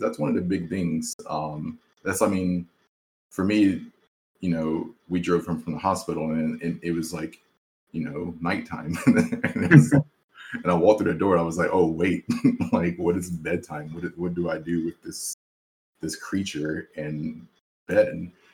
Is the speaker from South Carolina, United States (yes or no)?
yes; South Carolina, United States; I grew up obviously in South Carolina with all these other guys